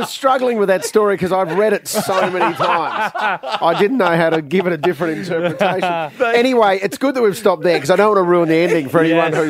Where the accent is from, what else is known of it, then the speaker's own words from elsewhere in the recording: Adelaide, South Australia, Australia; I didn't grow up in Adelaide Best. I grew up in Adelaide, the city.